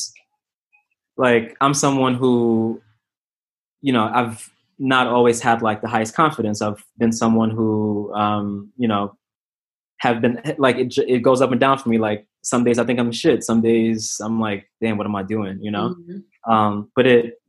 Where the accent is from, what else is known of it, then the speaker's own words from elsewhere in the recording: New York City, New York, United States; I'm from New York